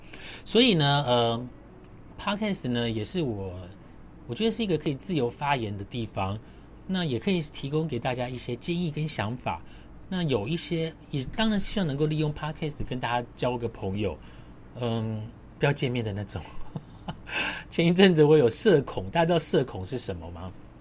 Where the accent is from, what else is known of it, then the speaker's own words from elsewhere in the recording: Su'ao, Yilan County, Taiwan; now in Taipei, Taiwan; 如果你真我问我我老家在哪里，我的老家是在苏澳跟南方澳。那你问我为什么要继续待在台北？